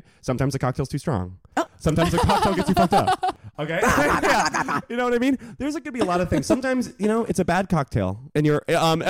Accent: Connecticut, United States; as a Northeasterner, I'm from Connecticut.

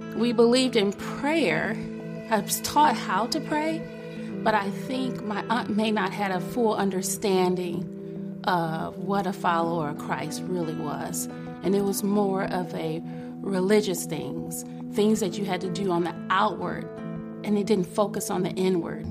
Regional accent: Detroit, Michigan, United States; I was born in Detroit, Michigan. I was a ward of the court. I was raised by my great aunt and my great uncle

